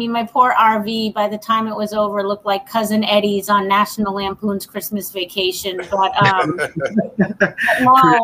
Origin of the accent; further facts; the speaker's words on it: Massachusetts, United States; moved away as an adult; also born or lived in Boston; now in Southwest Florida, United States; So I'm originally from Massachusetts, but now I live in Southwest Florida